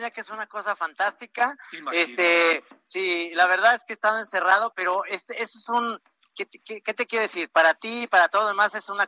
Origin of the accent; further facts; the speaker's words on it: Guadalajara, Jalisco, Mexico; moved away; soy tapatío